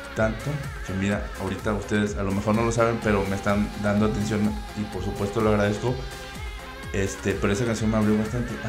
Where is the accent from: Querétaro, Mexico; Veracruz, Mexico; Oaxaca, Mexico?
Veracruz, Mexico; now in Mexico City, Mexico; soy veracruzano